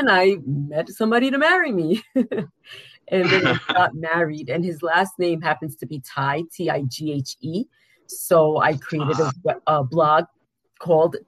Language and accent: English; New York City, New York, United States; I am from Queens, New York